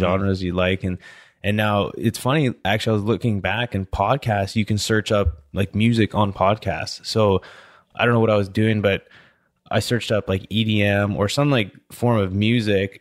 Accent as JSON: {"language": "English", "country": "Canada", "also_born_or_lived": "Pittsburgh / Louisiana", "moved": "as an adult", "said": "I'm from Canada"}